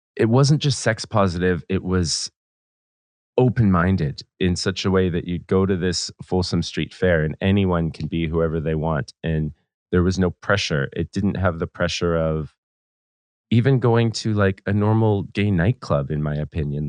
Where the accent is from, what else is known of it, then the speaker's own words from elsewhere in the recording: Vancouver, British Columbia, Canada; Growing up in Vancouver, we're very, very close to Seattle and Portland